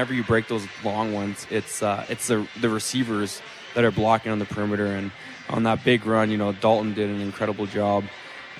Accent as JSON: {"language": "English", "town": "Winnipeg", "region": "Manitoba", "country": "Canada", "tie": "born or raised there", "said": "my hometown"}